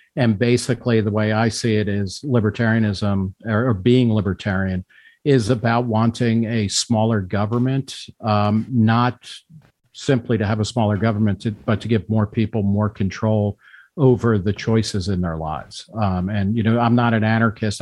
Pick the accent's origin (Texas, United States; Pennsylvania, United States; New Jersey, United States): New Jersey, United States; moved away as an adult; also born or lived in Brooklyn, New York / Philadelphia; now in Manhattan, United States; grew up mostly in New Jersey